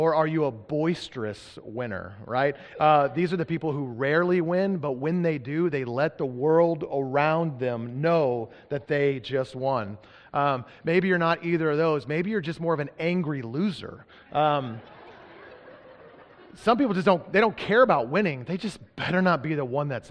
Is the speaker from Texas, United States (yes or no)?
yes; Texas, United States; now in Oregon, United States; I grew up in Texas